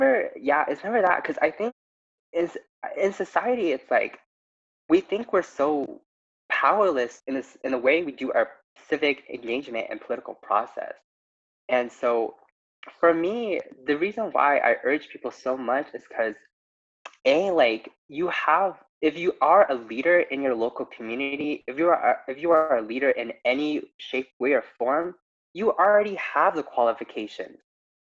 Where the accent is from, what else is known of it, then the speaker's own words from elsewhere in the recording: New Mexico, United States; I'm from New Mexico, and we were one of the states where, at least in this election, we were able to elect all three members of our representatives that were all women of color.